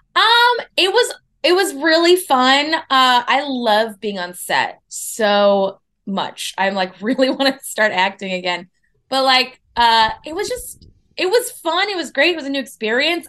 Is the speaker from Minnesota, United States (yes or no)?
yes; Minneapolis, Minnesota, United States; also born or lived in Boston / New York; now in Los Angeles, United States; I'm from Minneapolis